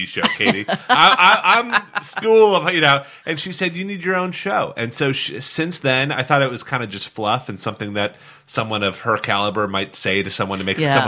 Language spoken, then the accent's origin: English; Seattle, Washington, United States; moved away; also born or lived in New York; reuniting with my hometown